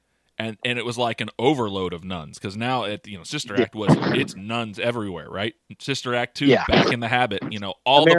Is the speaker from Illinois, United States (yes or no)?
no; Florida, United States; you and I grew up in Florida